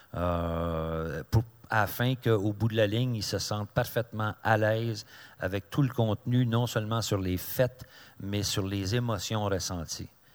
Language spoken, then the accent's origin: French; Mirabel, Quebec, Canada; je suis de Mirabel